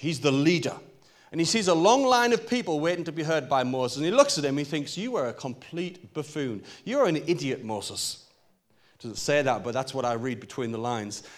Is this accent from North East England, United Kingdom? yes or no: yes; Newcastle upon Tyne, North East England, United Kingdom; I'm a Geordie boy. I'm from Newcastle.